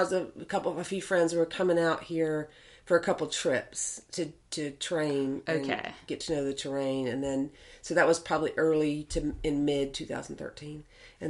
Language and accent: English; North Carolina, United States; moved away as an adult; also born or lived in Fayetteville, West Virginia; now in Las Vegas, United States; I'm from North Carolina